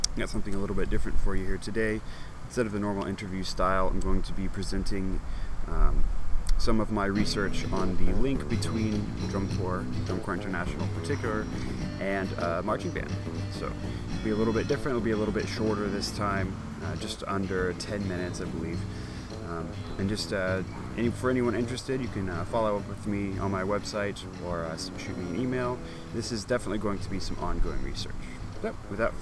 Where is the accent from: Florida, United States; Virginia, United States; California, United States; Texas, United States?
Texas, United States; my home state of Texas